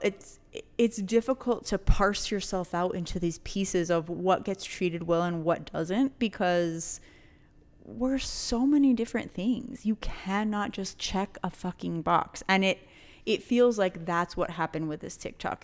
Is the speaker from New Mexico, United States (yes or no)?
yes; New Mexico, United States; we're all from the fucking borderland